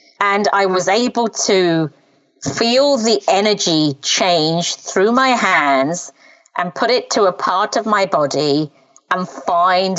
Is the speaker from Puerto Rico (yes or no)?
no; England, United Kingdom; first language Punjabi; English is a second language; I'm Punjabi speaking by birth. And then I learned English when I first went to school at age 5. And so at home, we only spoke Punjabi and my mum and dad didn't have much language around the English language, even though we lived in England. That's where I was born